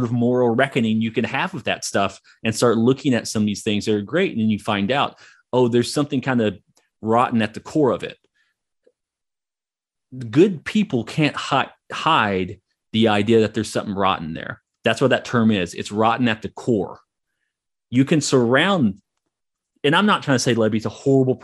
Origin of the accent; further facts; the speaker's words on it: Hugo, Oklahoma, United States; I grew up in Hugo, Oklahoma